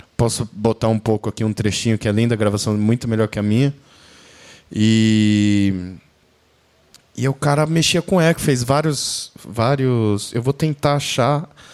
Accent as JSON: {"language": "Portuguese", "country": "Brazil", "said": "como brasileiro"}